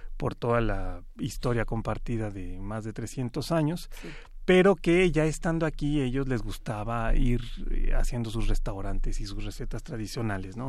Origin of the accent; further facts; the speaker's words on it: Mexico City, Mexico; todos somos chilangos